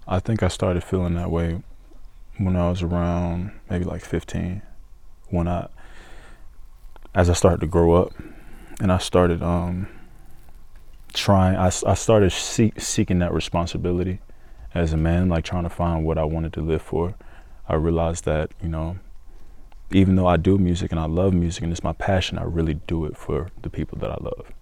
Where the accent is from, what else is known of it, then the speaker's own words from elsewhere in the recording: Stockbridge, Georgia, United States; also born or lived in Decatur, Georgia; I was born in Decatur, uh, but when I was a kid, I moved to Stockbridge and I went to school out there and made my friends out there. So it's it's home. It's my hometown.